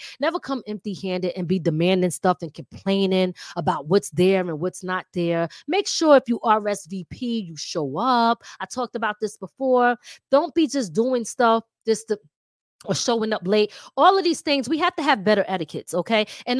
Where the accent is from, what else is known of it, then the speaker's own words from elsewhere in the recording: Philadelphia, Pennsylvania, United States; accent: Philly/New York; I'm from Philly, right? So some of my words are not, I might have a New York talking accent, but I still might bring certain words that's from Philly out. So I got a mixture of a Philly accent and a New York accent.